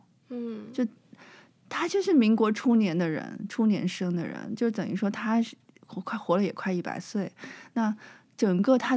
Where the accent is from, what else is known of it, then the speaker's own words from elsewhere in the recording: China; now in Taiwan; 我其实很小的时候，是十几岁的时候，我是在中国长大的嘛。